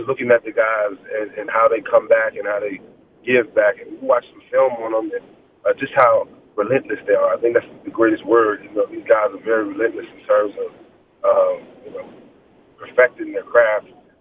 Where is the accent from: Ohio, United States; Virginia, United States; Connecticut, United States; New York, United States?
Virginia, United States; moved away; Where are you from is 757, but you know, Charlottesville, Virginia